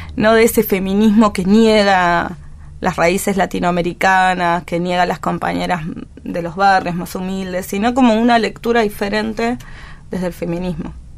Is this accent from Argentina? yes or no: yes; Buenos Aires, Argentina; yo nací en la ESMA